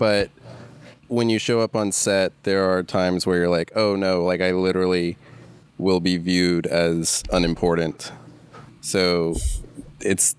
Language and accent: English; Charlotte, North Carolina, United States; I'm from Charlotte, North Carolina, which is where I met Trey and met Ken, sort of. Been here my whole life